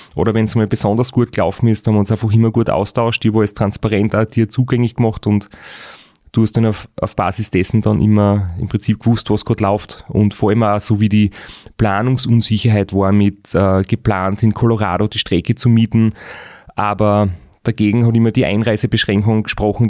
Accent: Austria; bei uns in Österreich

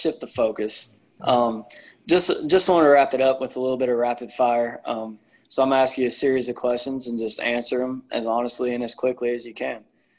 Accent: United States; I'm American

